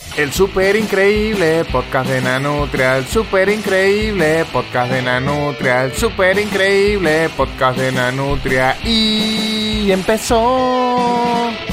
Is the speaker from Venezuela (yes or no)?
yes; Venezuela; moved away as an adult; now in Argentina; soy del Mercosur que es lo que llamamos Venezuela